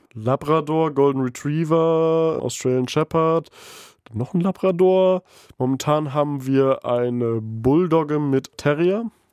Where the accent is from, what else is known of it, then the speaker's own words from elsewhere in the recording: East Frisia, Lower Saxony, Germany; moved away as an adult; also born or lived in Aurich; now in Bremen, Germany; ich komme aus Ostfriesland